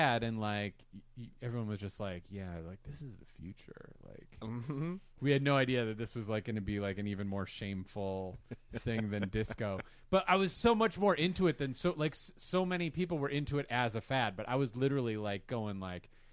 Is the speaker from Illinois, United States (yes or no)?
yes; Chicago, Illinois, United States; I grew up on South Side of Chicago